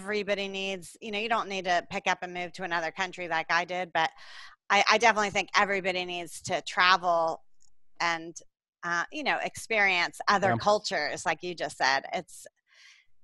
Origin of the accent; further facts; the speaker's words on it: Atlanta, Georgia, United States; moved away as an adult; now in Panama City, Panama; I'm from Atlanta, Georgia.